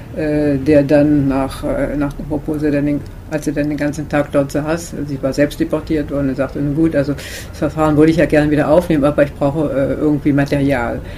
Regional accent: Germany; moved away as an adult; also born or lived in Havelberg; now in Paris, France; als Deutsche, die hier lebt, wohl verheiratet mit einem Franzosen, auch Französin geworden

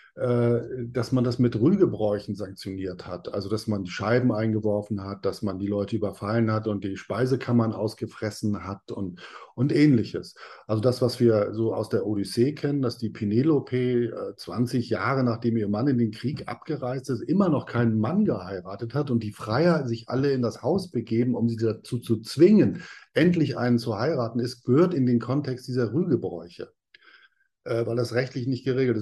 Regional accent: Northern Germany, Germany; Ich bin aus Norddeutschland

